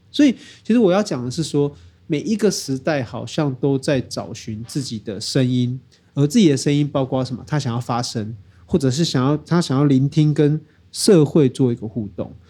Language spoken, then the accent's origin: Chinese; Taiwan; 我们台湾人的前辈